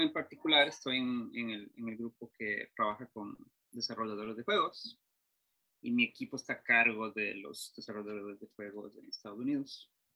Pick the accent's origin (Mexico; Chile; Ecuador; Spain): Ecuador; yo soy de Ecuador